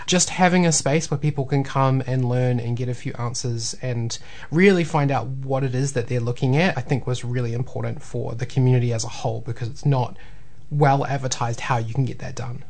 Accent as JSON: {"language": "English", "town": "Tauranga", "region": "Bay of Plenty", "country": "New Zealand", "tie": "born or raised there", "moved": "yes", "lives_now": "Waikato, New Zealand", "said": "I grew up in Tauranga, but I've been in the Waikato for oh man, like 14 years now"}